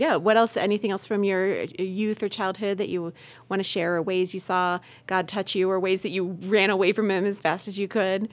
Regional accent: Medina County, Ohio, United States; I grew up in Medina

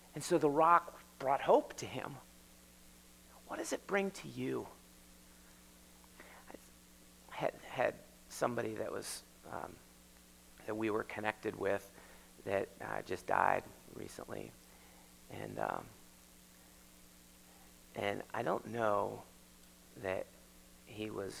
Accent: United States; We're Americans, we live here

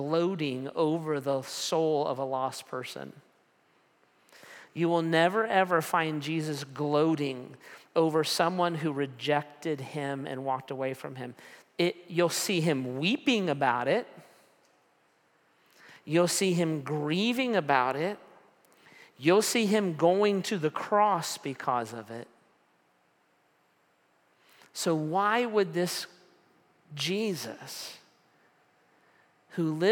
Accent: United States; I'm an American

